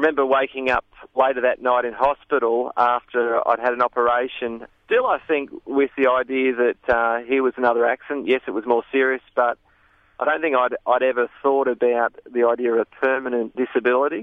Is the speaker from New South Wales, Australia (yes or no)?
yes; Sydney, New South Wales, Australia; now in Dalby, Australia; I had a fantastic childhood growing up in Sydney suburbs